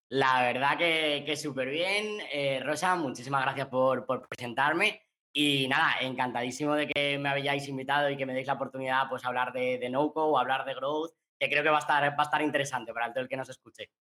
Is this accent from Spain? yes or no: yes; Valencian Community, Spain; also born or lived in Australia; yo soy valenciano